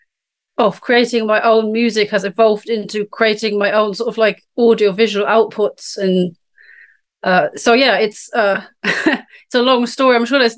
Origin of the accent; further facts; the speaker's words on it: Germany; moved away as an adult; now in United Kingdom; I'm from Germany.